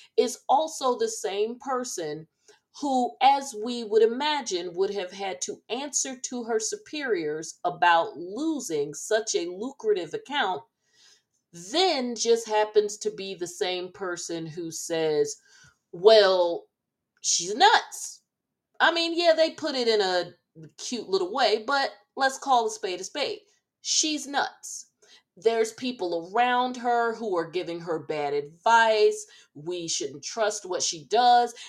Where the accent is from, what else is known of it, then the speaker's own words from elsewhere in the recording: New Jersey, United States; I uh, was born and raised in Jersey